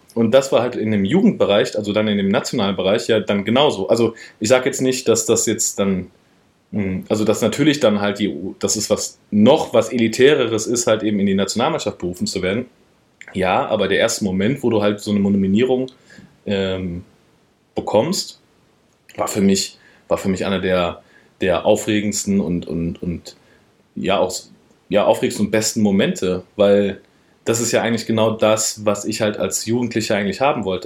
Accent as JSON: {"language": "German", "town": "Wiedenbrück", "region": "North Rhine-Westphalia", "country": "Germany", "tie": "born or raised there", "also_born_or_lived": "Frankfurt / Berlin / Pforzheim / Heidelberg", "said": "Ich bin ja, guck mal, in Wiedenbrück aufgewachsen, groß geworden"}